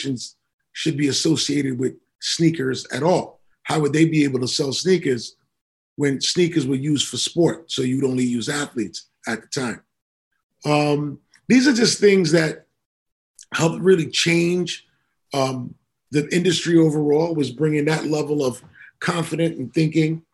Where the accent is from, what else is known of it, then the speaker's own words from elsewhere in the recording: New York City, New York, United States; I grew up in Queens, New York, when I was 15 in 1985